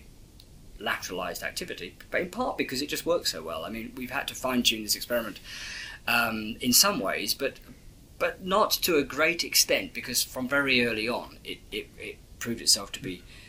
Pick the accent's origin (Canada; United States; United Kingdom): United Kingdom; England; being English